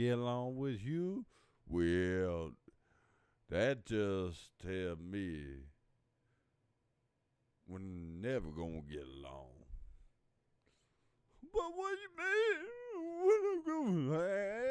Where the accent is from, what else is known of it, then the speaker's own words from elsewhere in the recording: Louisville, Kentucky, United States; I'm from Louisville, Kentucky, born here, still live here